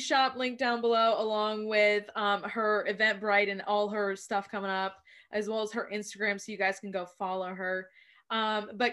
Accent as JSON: {"language": "English", "town": "Wilmington", "region": "North Carolina", "country": "United States", "tie": "born or raised there", "lives_now": "Raleigh, United States", "said": "I grew up in Wilmington."}